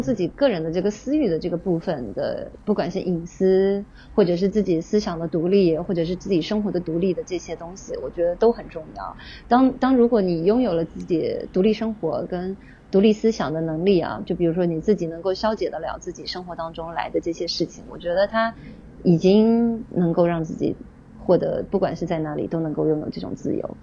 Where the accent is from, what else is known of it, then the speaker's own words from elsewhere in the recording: China; moved away as an adult; now in Tokyo, Japan; 我不是日本人，对，我是中国人，我的孩子也是中国嗯。人